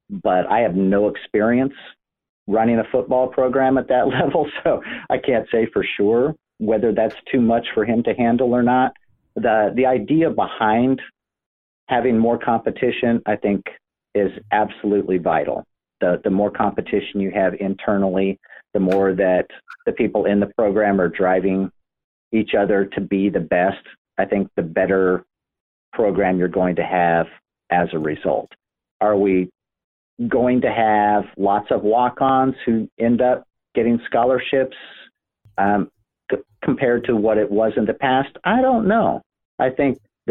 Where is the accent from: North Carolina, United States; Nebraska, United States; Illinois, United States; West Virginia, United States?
Nebraska, United States; born or raised there; moved away as an adult; also born or lived in southeastern Ohio; now in Ohio, United States